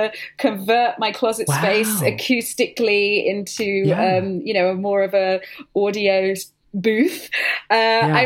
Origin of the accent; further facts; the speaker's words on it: United Kingdom; I'm being British, but I've worked in an American accent for quite a while